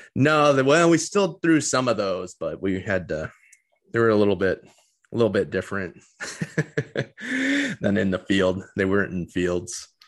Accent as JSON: {"language": "English", "town": "Detroit", "region": "Michigan", "country": "United States", "tie": "born or raised there", "said": "growing up in the Metro Detroit area when I was really young"}